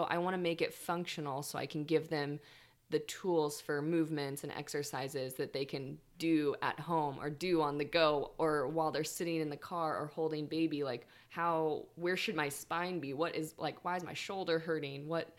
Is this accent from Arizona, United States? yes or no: yes; Tucson, Arizona, United States; moved away as an adult; now in Humboldt, United States; I uprooted from the desert. I came from Tucson, Arizona. And this year is going to be 8 years.